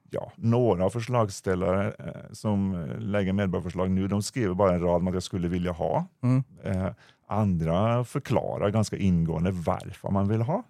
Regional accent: Norway; accent: Norwegian; now in Sweden; Jag kommer från landet västerut

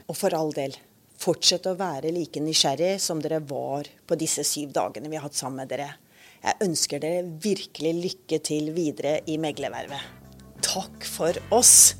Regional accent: Kristiansand, Agder, Norway; Kristiansand, der jeg kommer fra

